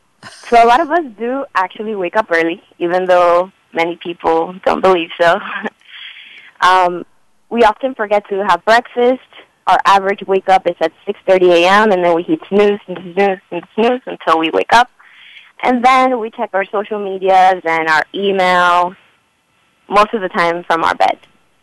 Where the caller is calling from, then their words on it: Chicago, Illinois, United States; I'm calling from Chicago.